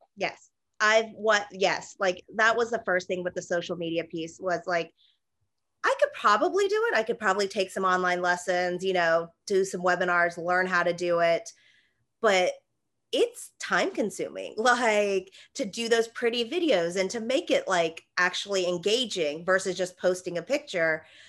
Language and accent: English; Atlanta, Georgia, United States; I wasn't born here, but I was raised here. I went to Georgia State in Atlanta, so I'm from Atlanta